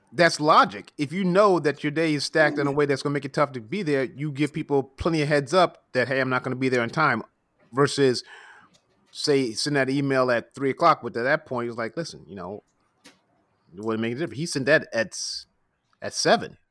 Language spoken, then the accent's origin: English; New York, United States; as a New Yorker